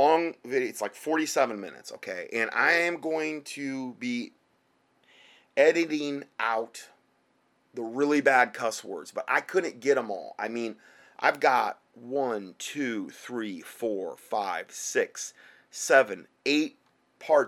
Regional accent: Fort Myers, Florida, United States; moved away; that's where I'm from Fort Myers.

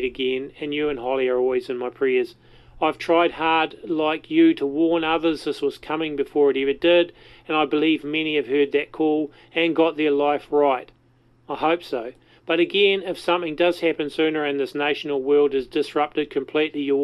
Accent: New Zealand; accent: Kiwi; rather than my Kiwi accent

